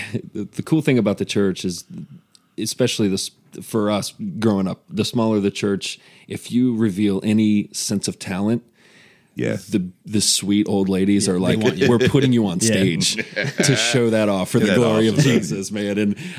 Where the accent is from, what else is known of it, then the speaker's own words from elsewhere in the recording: Stephens City, Virginia, United States; I grew up in Steven City, very suburban development.